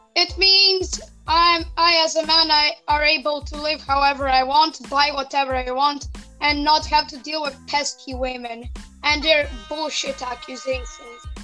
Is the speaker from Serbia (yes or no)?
yes; Serbia; English is a second language